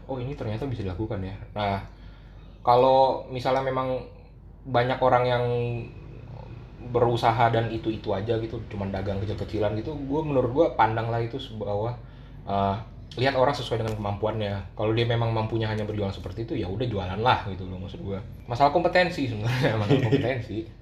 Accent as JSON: {"language": "Indonesian", "town": "Pontianak", "region": "West Kalimantan", "country": "Indonesia", "tie": "born or raised there", "moved": "yes", "lives_now": "Jakarta, Indonesia", "said": "gue lahir di Kalimantan gitu ya Kalimantan Barat di sebuah kota namanya Pontianak"}